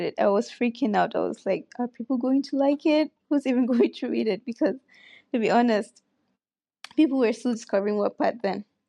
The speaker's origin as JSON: {"language": "English", "region": "Katsina", "country": "Nigeria", "said": "I'm from Katsina."}